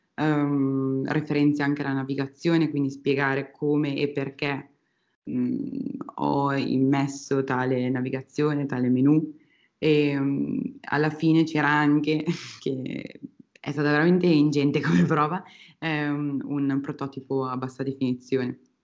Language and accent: Italian; Piacenza, Emilia-Romagna, Italy; moved away as an adult; also born or lived in Australia; now in Spain; Sono originaria di Piacenza, eh, una città dell'Emilia Romagna